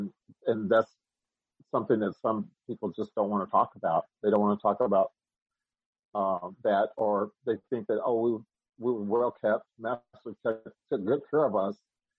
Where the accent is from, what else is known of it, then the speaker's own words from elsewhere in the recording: Oklahoma, United States; now in New York City, United States; You know, I live in New York City, but I'm born and raised in Oklahoma.